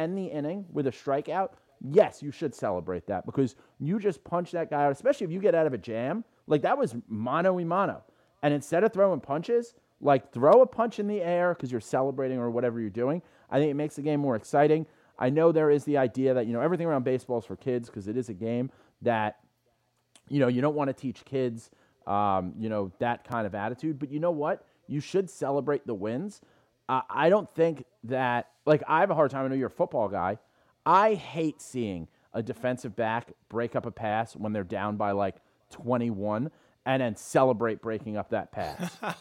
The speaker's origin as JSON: {"language": "English", "town": "New York City", "region": "New York", "country": "United States", "said": "I'm an Irish guy from the Bronx."}